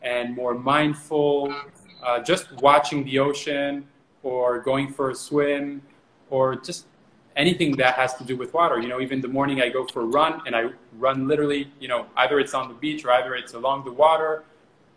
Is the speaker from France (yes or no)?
yes; France; also born or lived in New York / Miami; now in United States; I'm originally from France